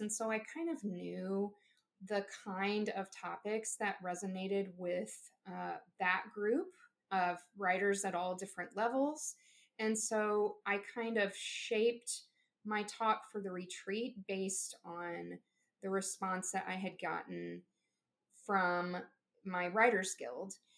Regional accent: Southeast Missouri, United States; here in uh, Southeast Missouri.

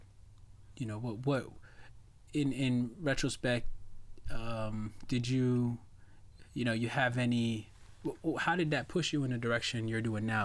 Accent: Hartford, Connecticut, United States; I believe I was also born in Hartford Hospital.

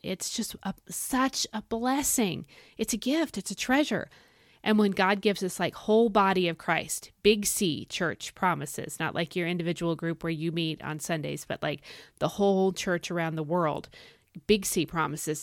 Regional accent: United States

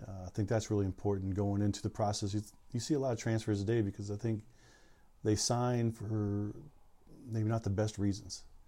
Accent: Southern California, United States; moved away as an adult; also born or lived in Central Valley, California; now in San Francisco Bay Area, United States; growing up in Southern California

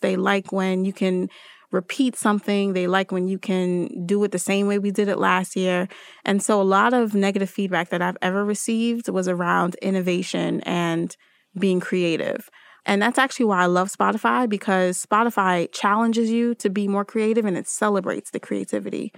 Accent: Newark, New Jersey, United States; also born or lived in Trinidad and Tobago; still am a Jersey girl 'cause I grew up in Newark, New Jersey

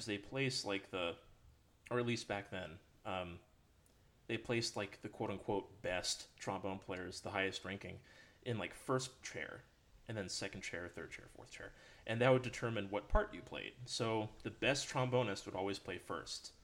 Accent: Red Wing, Minnesota, United States; moved away; also born or lived in Denton, Texas; So I'm from Minnesota, from up north. Born in Red Wing.

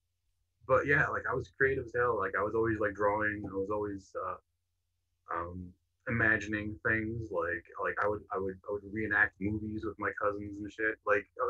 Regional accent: Canada; I'm from Canada, where it's always cold

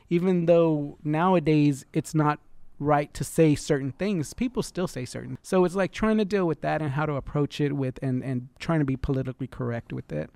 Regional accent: Freeport, Texas, United States; also born or lived in Houston, Texas / Dallas, Texas / California; And then in seventy-three, we moved to Freeport, Texas

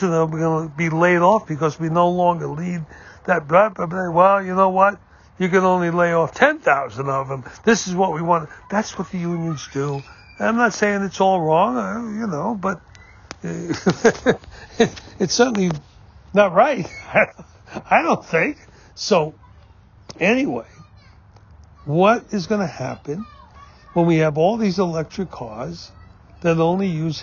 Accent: New York City, New York, United States; I grew up in New York City

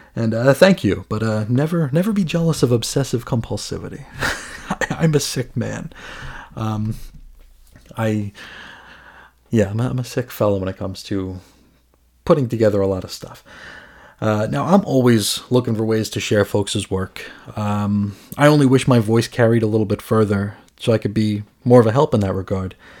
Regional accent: United States; as an American

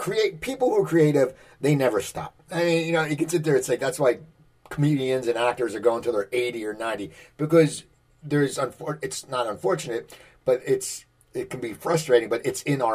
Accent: New Jersey, United States; moved away as an adult; also born or lived in Los Angeles, United States; I grew up in New Jersey. I lived on the West Coast for 25 years, LA 18 of it. When I moved back to New Jersey

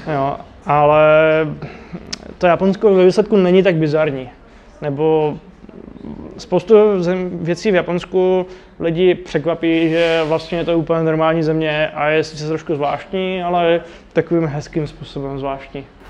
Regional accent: Czechia; jsem Čech

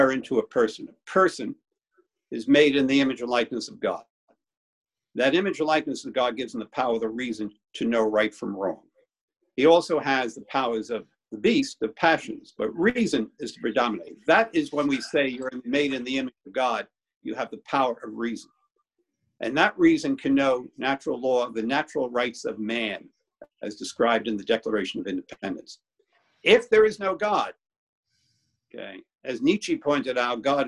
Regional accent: New York City, New York, United States; Growing up in Brooklyn, your feelings were hurt every day of the week

